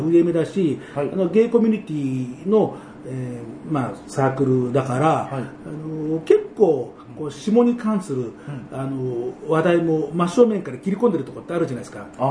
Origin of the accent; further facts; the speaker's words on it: Tokyo, Japan; 僕も、あの、東京生まれ、東京育ち